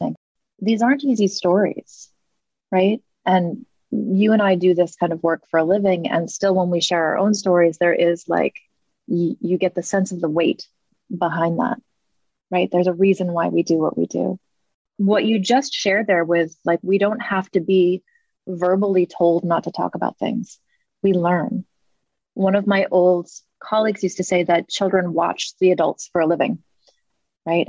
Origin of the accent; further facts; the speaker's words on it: New England, United States; I grew up in New England as well.